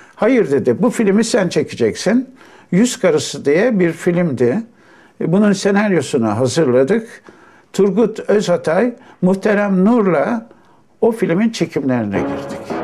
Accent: Istanbul, Turkey; 1 Şubat 1932'de Arnavutköy'de doğmuşum.

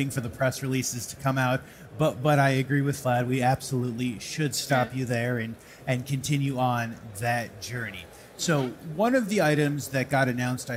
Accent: United States; as a American

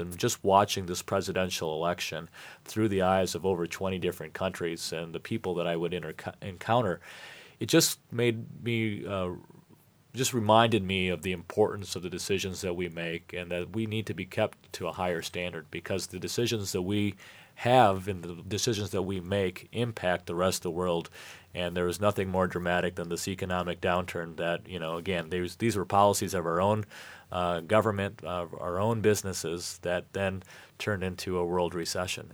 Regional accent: United States; also born or lived in Michigan; we as American citizens

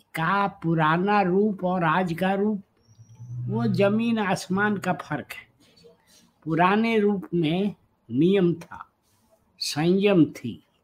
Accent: Chhapra, Bihar, India; also born or lived in Varanasi; जयप्रकाश जी मेरे जिले के थे छपरा के बिहार के

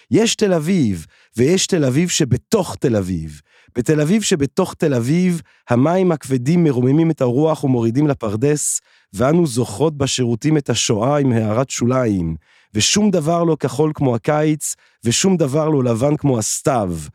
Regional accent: Belgium; born there; moved away as an adult; also born or lived in England / France / Italy / Barcelona; ואז כאילו נולדתי בבלגיה, ואז הייתי באנגליה, ואז הייתי בצרפת, ואז הייתי, ב, הייתי באיטליה, ובברצלונה, ובניו יורק

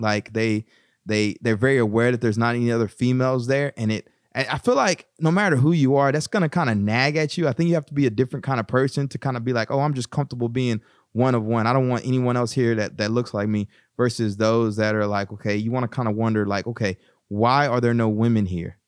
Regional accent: East Texas, United States; moved away as an adult; also born or lived in Bryan, Texas; now in Newark, United States; growing up in East Texas

